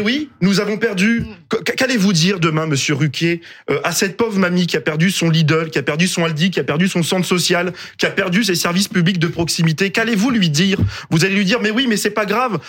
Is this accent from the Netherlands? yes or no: no; Roubaix, Hauts-de-France, France; je suis issu de Roubaix, je viens d'un quartier populaire